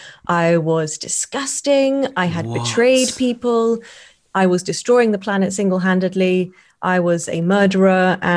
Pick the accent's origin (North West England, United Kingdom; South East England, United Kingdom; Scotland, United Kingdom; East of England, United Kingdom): East of England, United Kingdom; Just outside London in Hertfordshire.